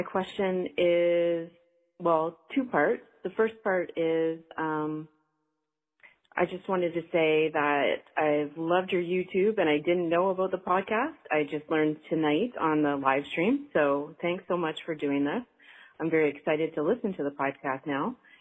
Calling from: Canada; I'm calling from Canada.

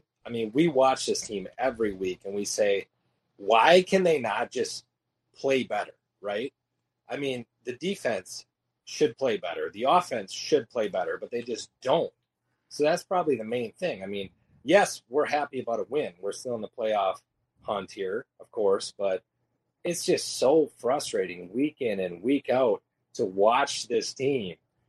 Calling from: Wausau, Wisconsin, United States; I'm in Wausau, Wisconsin.

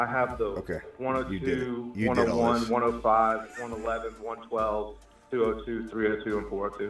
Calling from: Alabama, United States

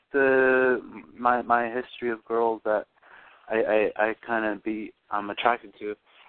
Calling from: Florida, United States; Oh, I'm calling from Florida.

